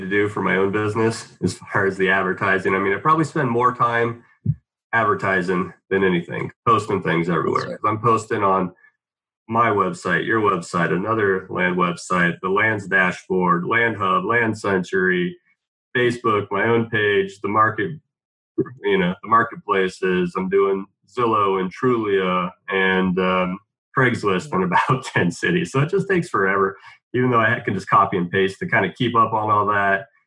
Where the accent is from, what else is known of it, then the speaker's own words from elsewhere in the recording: Scottsdale, Arizona, United States; also born or lived in Phoenix / Tempe; now in Mesa, United States; I grew up in the Scottsdale area. I lived in Phoenix and Mesa, Tempe, all over.